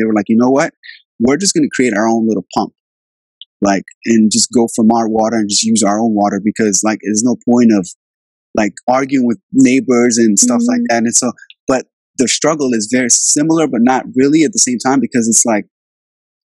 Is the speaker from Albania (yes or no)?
yes; Albania; now in Virginia, United States; I grew up in Albania in the 90s. That's where I'm from. I was born there.